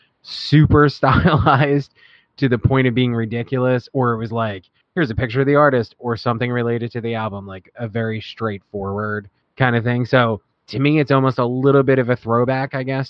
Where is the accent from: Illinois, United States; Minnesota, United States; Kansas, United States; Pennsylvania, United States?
Pennsylvania, United States; Philadelphia; I was from Philadelphia